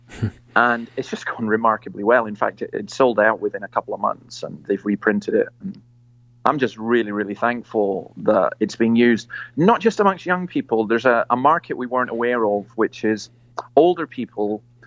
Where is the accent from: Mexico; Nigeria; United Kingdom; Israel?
United Kingdom; Scotland; moved away as an adult; now in Australia; I'm basically a Scottish Presbyterian minister